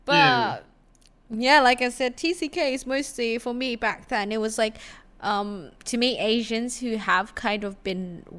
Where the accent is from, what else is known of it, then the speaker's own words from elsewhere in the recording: Indonesia; also born or lived in Australia; For my case, it was like, I grew up in Indonesia, technically, right?